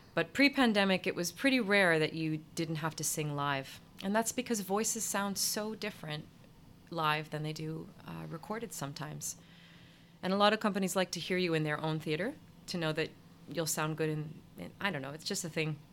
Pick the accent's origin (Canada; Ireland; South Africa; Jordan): Canada; Ottawa, Ontario; moved away as an adult; also born or lived in New York; my hometown in Ottawa